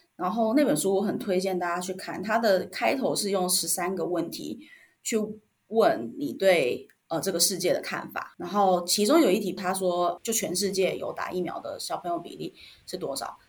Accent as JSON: {"language": "Chinese", "country": "Taiwan", "accent": "Taiwanese", "moved": "as an adult", "said": "我就是抄着一个台湾口音"}